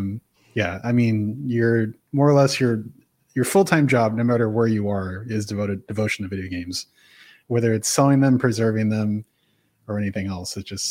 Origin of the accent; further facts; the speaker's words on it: California, United States; I guess, so I'm natively from the San Francisco Bay Area, which is where Emeryville is from